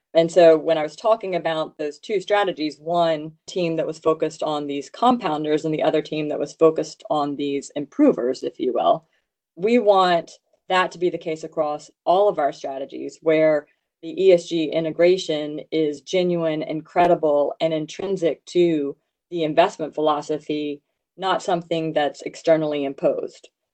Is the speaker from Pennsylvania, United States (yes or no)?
no; Louisiana, United States; I grew up in Louisiana